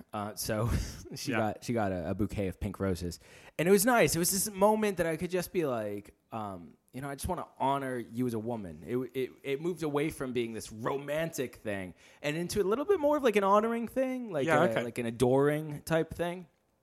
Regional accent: United States; I'm an American. I don't pronounce anything correct.

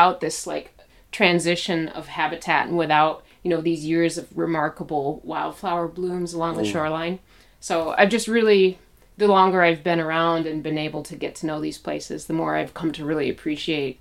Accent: Petoskey, Michigan, United States; I grew up in Petoskey, really close to Lake Michigan

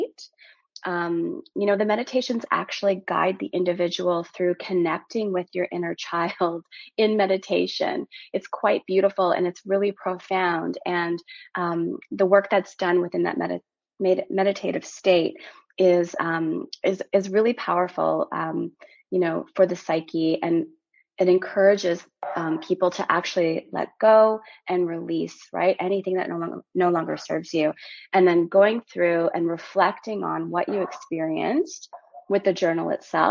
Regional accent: Timmins, Ontario, Canada; also born or lived in Porcupine, Ontario / Maple Ridge, British Columbia / Toronto, Ontario; I'm originally from Timmins, Ontario, which is a really small mining community in Northern Ontario. I grew up there until I was 12. And from there, I moved to British Columbia, a town called Maple Ridge

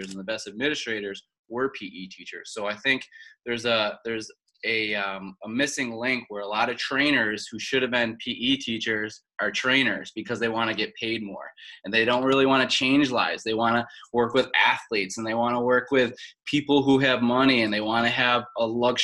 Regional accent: Tonawanda, New York, United States; moved away as an adult; also born or lived in Wilmington, North Carolina; I'm from Tonawanda, New York, which is north of Buffalo, in between Niagara Falls and Buffalo. Grew up right next to the Niagara River, actually.

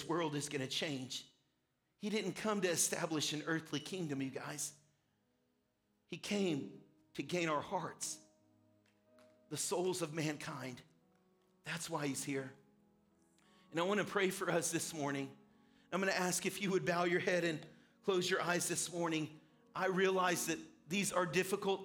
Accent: United States

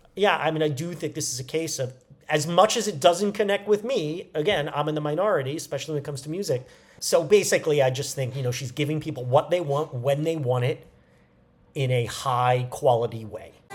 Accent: New York, United States; moved away; going back to New York, my hometown

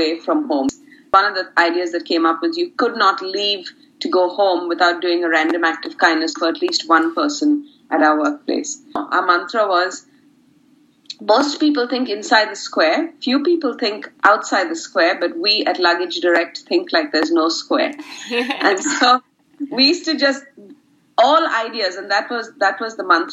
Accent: India; moved away as an adult; now in Brisbane, Australia; So I come from India, from a really very community-based neighborhood

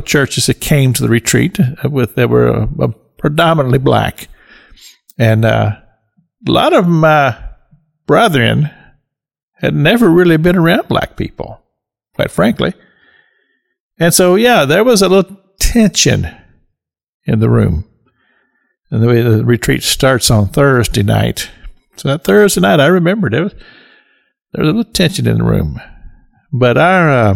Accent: Cynthiana, Kentucky, United States; Even though I grew up in Kentucky, I never really encountered racism as a boy growing up

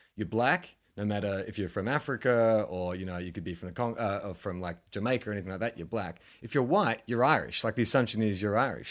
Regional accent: Australia; I'm Australian

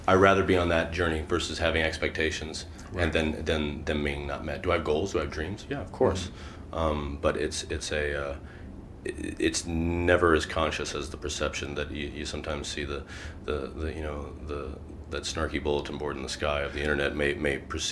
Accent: Midwest, United States; as a Midwesterner

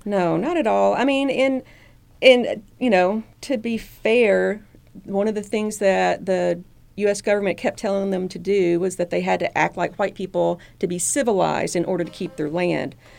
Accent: Southeast Arkansas, United States; moved away as an adult; now in Chattanooga, United States; I grew up down in Southeast Arkansas, right on the Mississippi River.

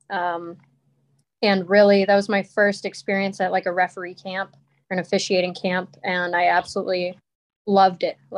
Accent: Colorado, United States; I'm from Colorado originally.

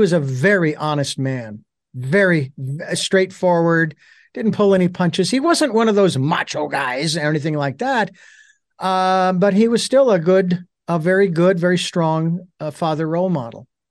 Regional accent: Phoenix, Arizona, United States; moved away; I'm originally from Phoenix

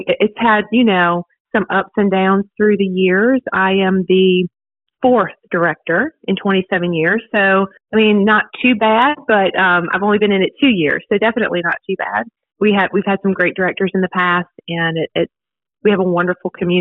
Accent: Virginia, United States; moved away as an adult; now in Dothan, United States; I'm from Virginia originally. Moved to Dothan about 10 years

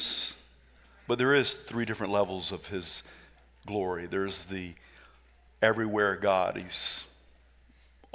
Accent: the South, United States; I am from the South

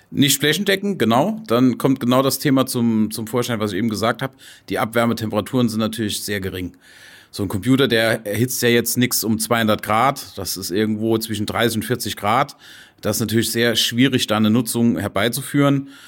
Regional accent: Saarland, Germany; Stahlindustrie, ganz groß, auch bei uns im Saarland, wo ich ja herkomme, ist natürlich auch Stahlindustrie sehr groß.

